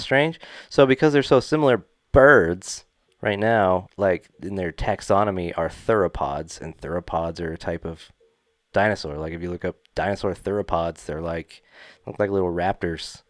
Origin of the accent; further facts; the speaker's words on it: Utah, United States; We're from Utah